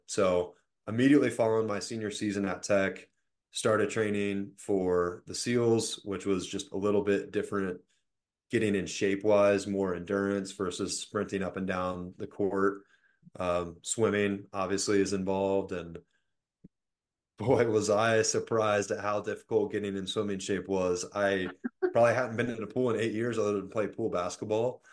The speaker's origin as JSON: {"language": "English", "town": "Richmond", "region": "Virginia", "country": "United States", "said": "I'm from Richmond, Virginia"}